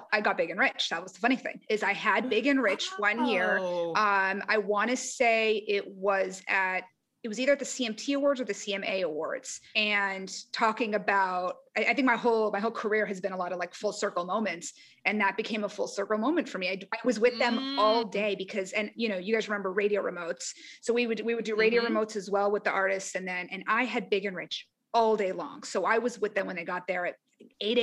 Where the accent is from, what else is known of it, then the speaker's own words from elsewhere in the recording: San Diego, California, United States; moved away as an adult; also born or lived in Nashville; I'm from San Diego